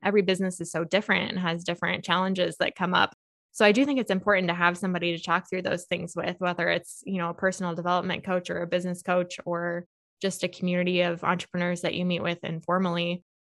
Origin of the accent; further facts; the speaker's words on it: Monticello, United States; I grew up in Monticello